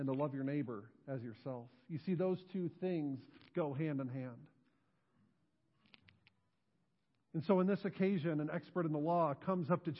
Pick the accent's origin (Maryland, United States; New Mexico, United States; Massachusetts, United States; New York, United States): New York, United States; Western; moved away as an adult; now in New Knoxville, United States; I grew up in Western New York, was born, raised there, graduated from high school there before going off to college and eventually finding my way here to New Knoxville.